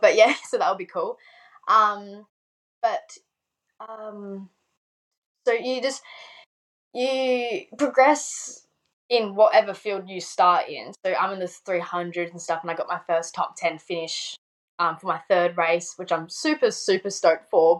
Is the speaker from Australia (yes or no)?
yes; South Australia, Australia; I'm from Australia